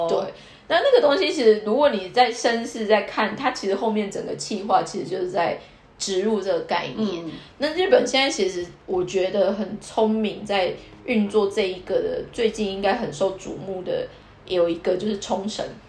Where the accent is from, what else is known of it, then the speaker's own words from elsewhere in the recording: Kaohsiung, Taiwan; moved away as an adult; now in Tokyo, Japan; 因为我高雄人嘛